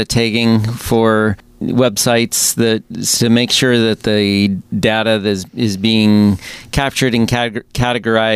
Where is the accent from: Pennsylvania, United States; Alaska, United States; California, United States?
Alaska, United States; moved away as an adult; also born or lived in Seattle; I grew up in Alaska, came to Seattle.